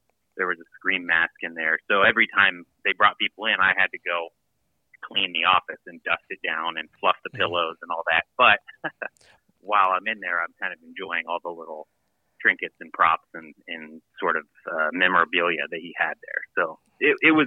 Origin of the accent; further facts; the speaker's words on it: Ohio, United States; moved away; I'm from Ohio. And from, you know, out in the country there